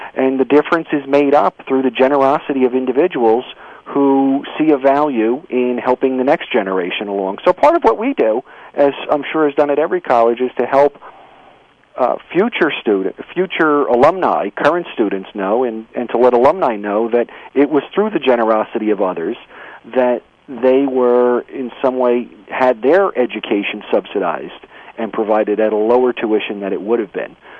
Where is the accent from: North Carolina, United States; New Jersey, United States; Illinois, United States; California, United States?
New Jersey, United States; I'm a lifelong New Jerseyan, born and bred in the Garden State